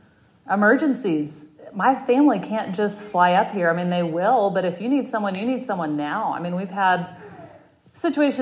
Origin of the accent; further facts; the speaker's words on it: Texas, United States; moved away as an adult; also born or lived in Winston-Salem, North Carolina / Colorado / Washington, D.C. / Dallas, Texas; now in Charlotte, United States; I was born and raised in Texas